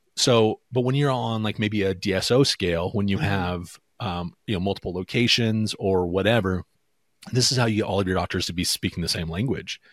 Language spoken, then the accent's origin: English; Pacific Northwest, United States; I'm from the Pacific Northwest, so Washington, Oregon, Idaho